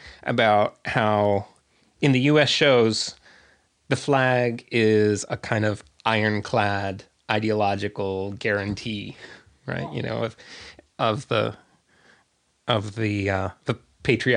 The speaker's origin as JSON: {"language": "English", "country": "United States", "tie": "born or raised there", "said": "grew up as an American boy in the 1970s"}